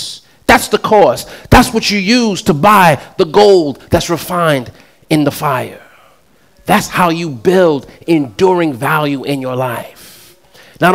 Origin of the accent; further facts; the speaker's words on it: New York City, New York, United States; I'm from Queens